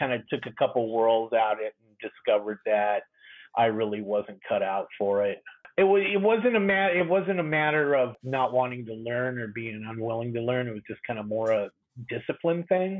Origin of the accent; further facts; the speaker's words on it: Long Beach, California, United States; moved away; also born or lived in Midwest / Minneapolis / Seattle; I grew up in Long Beach, California. A little beach community called Belmont Shore.